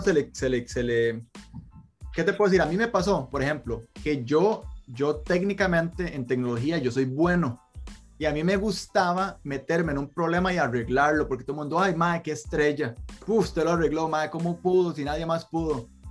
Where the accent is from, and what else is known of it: Costa Rica; moved away